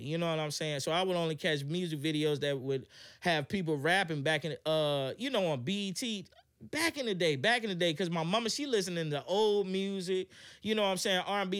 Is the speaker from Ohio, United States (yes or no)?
no; Hampton, Virginia, United States; also born or lived in Atlanta; I'm from Hampton, and, um, I grew up in the church.